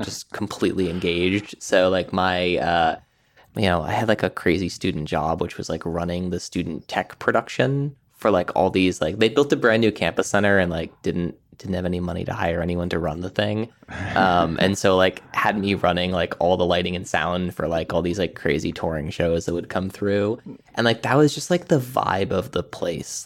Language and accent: English; Amherst, Massachusetts, United States; I grew up in Western Massachusetts, um, around Amherst and sort of the towns around there